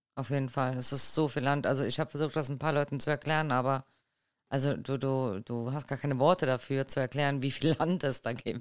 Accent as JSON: {"language": "German", "country": "Germany", "said": "bei uns in Deutschland"}